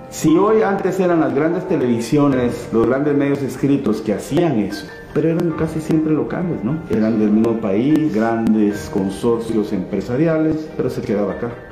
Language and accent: Spanish; Guatemala; yo sí lo viví en mi país. Yo era del segundo año de, diputado, era miembro de la Comisión de Gobernación del Congreso de la República.